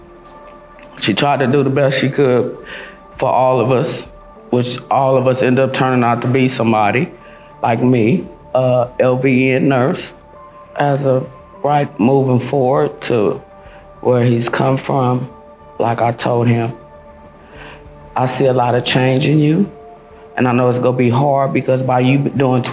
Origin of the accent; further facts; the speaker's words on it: Long Beach, California, United States; I'm from Long Beach, California. Born and raised.